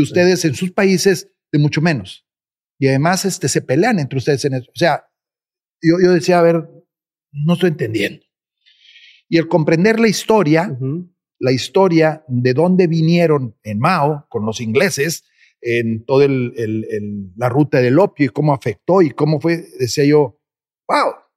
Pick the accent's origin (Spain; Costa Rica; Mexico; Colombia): Mexico; nosotros como mexicanos